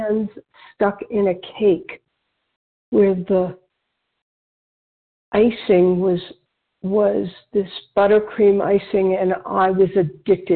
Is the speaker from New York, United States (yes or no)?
yes; Westchester County, New York, United States; moved away as an adult; also born or lived in Switzerland; I was born in New York area, Westchester County